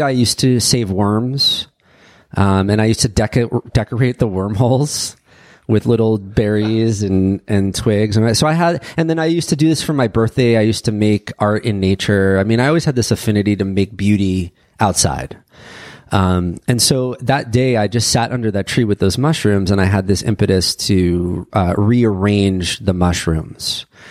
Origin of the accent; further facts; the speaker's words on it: New York, United States; I grew up in New York